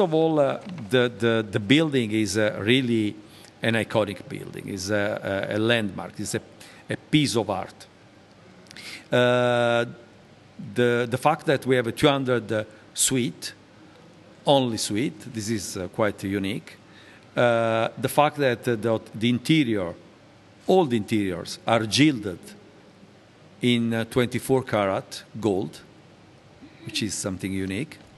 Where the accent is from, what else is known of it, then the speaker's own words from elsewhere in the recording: Naples, Campania, Italy; moved away; I was born in Naples, uh, a beautiful city in the south of uh, Italy.